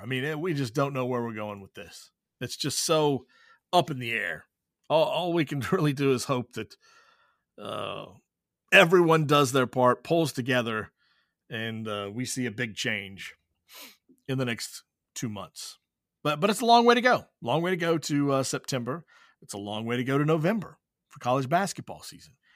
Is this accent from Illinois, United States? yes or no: no; Whitley County, Kentucky, United States; growing up in Whitley County, playing at Williamsburg